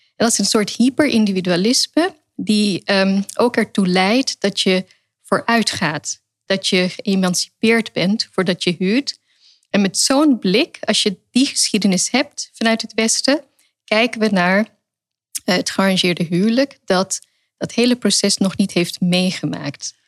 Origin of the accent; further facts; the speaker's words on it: Netherlands; also born or lived in England / Pakistan (family origin); Ik ben in Engeland geboren, daarna in Nederland. En op een gegeven moment heb ik hier mijn eh, rechtenstudie behaald in Leiden. Dus ik groeide ook op in de cultuur van de vrijheid